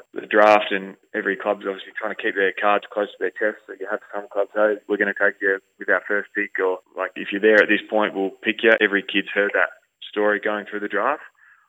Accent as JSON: {"language": "English", "town": "Ongerup", "region": "Western Australia", "country": "Australia", "tie": "born or raised there", "said": "and then playing for my hometown Ongrup at the time as well."}